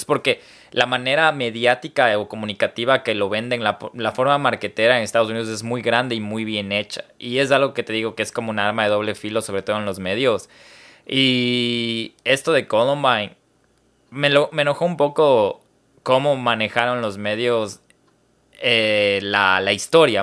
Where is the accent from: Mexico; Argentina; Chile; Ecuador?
Ecuador; como ecuatoriano